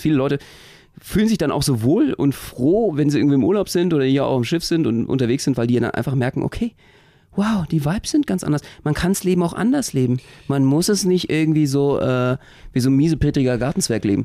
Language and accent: German; Berlin, Germany; als Berliner